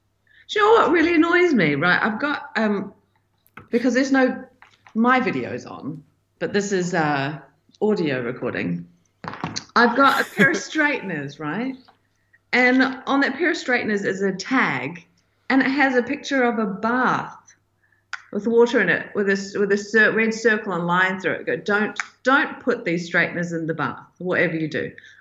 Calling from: New Zealand; Hello, everybody. I'm signing in from New Zealand. It's the morning currently, and it's nighttime for Jonjo over there.

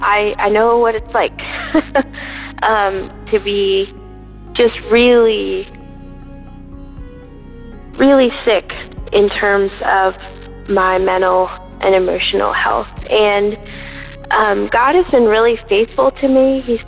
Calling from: Virginia, United States; I'm calling from Virginia.

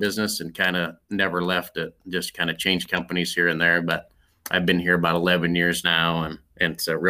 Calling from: Norwalk, Iowa, United States; So home base for me is in Norwalk, Iowa.

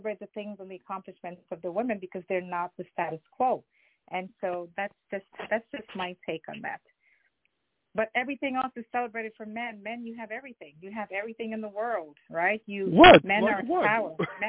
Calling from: Westchester, New York, United States; I'm calling from Westchester.

